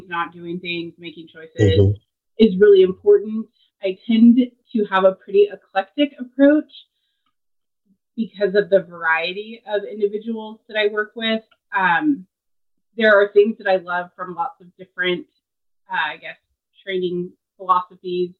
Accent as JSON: {"language": "English", "town": "Seattle", "region": "Washington", "country": "United States", "also_born_or_lived": "Tennessee", "moved": "yes", "said": "I am originally from the Seattle area"}